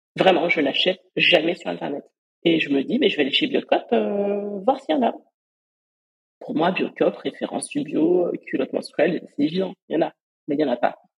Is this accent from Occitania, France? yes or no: yes; Perpignan, Occitania, France; moved away; je suis originaire de Perpignan.